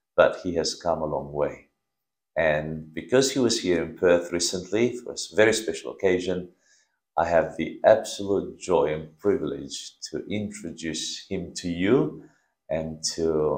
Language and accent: English; Romania; moved away; we grew up together in Romania